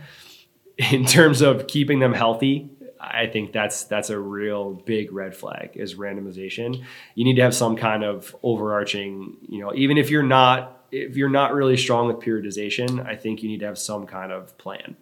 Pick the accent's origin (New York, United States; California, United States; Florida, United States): New York, United States; Long Island; moved away as an adult; now in Charleston, United States; I grew up on Long Island for most of my my adolescent life